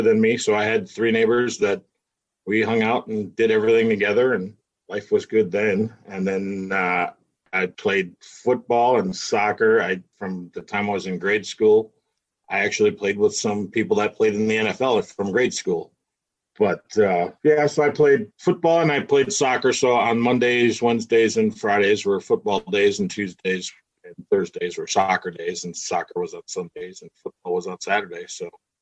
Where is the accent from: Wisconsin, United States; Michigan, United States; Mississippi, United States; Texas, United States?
Wisconsin, United States; Milwaukee; moved away as an adult; I grew up in Milwaukee, was born and raised in Milwaukee till I was 21-ish.